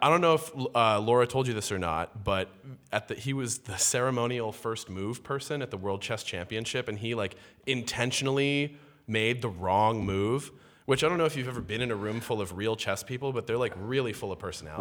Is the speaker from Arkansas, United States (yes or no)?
no; Walnut Creek, California, United States; moved away as an adult; now in New York, United States; I am from the Bay Area, uh, from a place called Walnut Creek, California